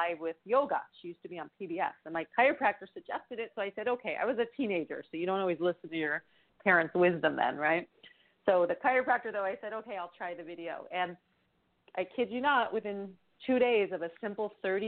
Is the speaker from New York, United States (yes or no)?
yes; New York, United States; now in Bay Area, United States; we're from New York